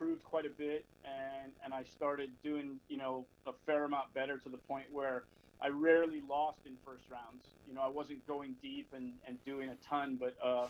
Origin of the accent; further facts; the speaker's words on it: Bay Area, Northern California, United States; I'm from Northern California originally, so, you know, traveled all over. I grew up in the Bay Area